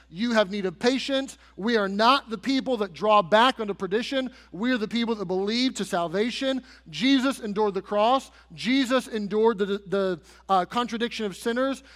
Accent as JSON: {"language": "English", "country": "United States", "said": "as American citizens"}